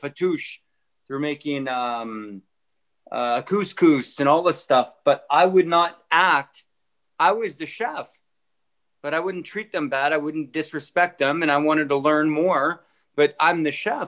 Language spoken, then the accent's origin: English; Penhold, Alberta, Canada; also born or lived in Innisfail, Alberta / Sylvan Lake, Alberta; now in Edmonton, Canada; I come from Penhold. I come from Innisfail, Sylvan Lake, these crappy towns